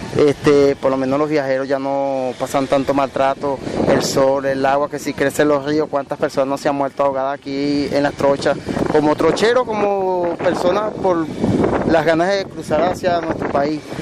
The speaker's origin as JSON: {"language": "Spanish", "country": "Venezuela", "said": "nosotros como venezolanos somos los que estamos golpeados aquí en la frontera"}